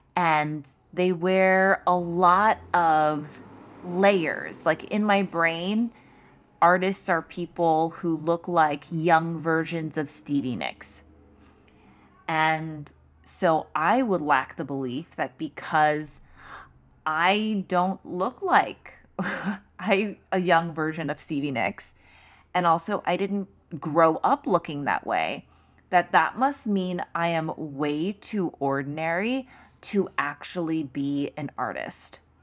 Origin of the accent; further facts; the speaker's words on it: New York City, New York, United States; as a New Yorker